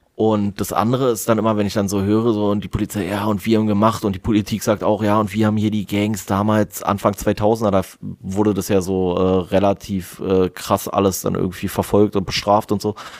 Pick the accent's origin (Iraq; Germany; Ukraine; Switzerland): Germany; Berlin; als Berliner